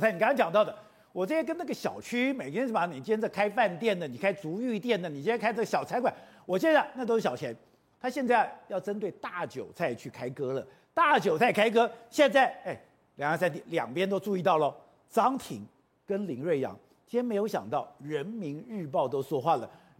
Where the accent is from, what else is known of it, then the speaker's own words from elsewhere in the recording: Taipei, Taiwan; 我在通化街长大，